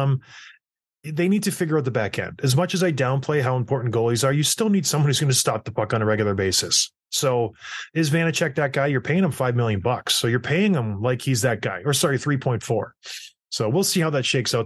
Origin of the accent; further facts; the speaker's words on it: St. Catharines, Ontario, Canada; how tough Saint Catharines was. growing up